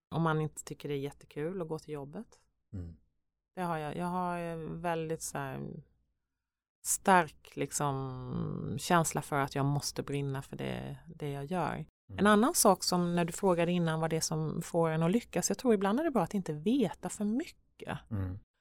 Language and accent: Swedish; Vetlanda, Jönköping County, Sweden; moved away; Vetlanda-posten och mm. där jag är uppvuxen